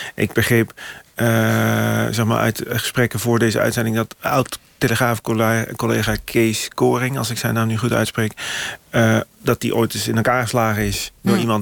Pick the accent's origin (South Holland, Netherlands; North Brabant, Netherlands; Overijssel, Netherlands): North Brabant, Netherlands; ik kom uit Brabant